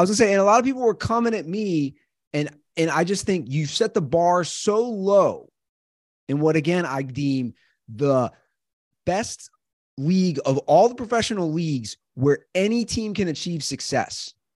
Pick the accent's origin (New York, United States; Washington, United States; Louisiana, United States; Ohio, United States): Ohio, United States; Cincinnati; growing up in Cincinnati